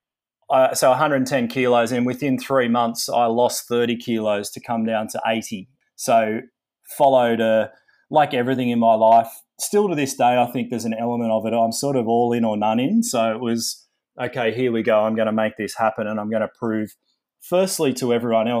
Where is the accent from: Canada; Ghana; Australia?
Australia; Sydney, New South Wales; I grew up in Sydney in Australia